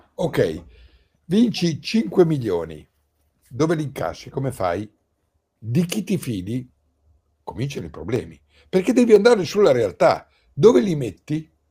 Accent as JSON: {"language": "Italian", "town": "Pieve di Cento", "region": "Emilia-Romagna", "country": "Italy", "tie": "born or raised there", "said": "sono rimasto nel mio paese, nella mia casa, Pieve di Cento"}